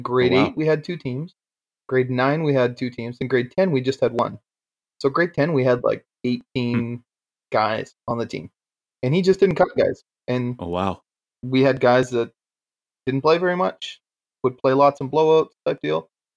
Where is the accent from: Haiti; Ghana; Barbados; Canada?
Canada; Aldergrove, British Columbia; moved away; also born or lived in Antigonish, Nova Scotia; I'm from Aldergrove